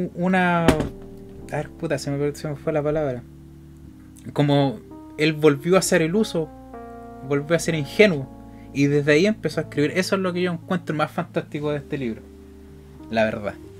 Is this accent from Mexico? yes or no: no; Chile; somos chilenos